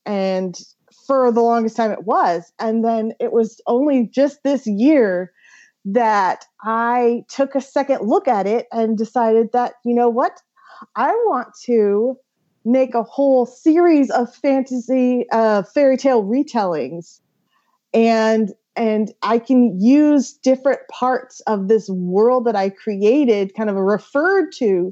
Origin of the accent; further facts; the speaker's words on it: Pacific Northwest, United States; I'm from the Pacific Northwest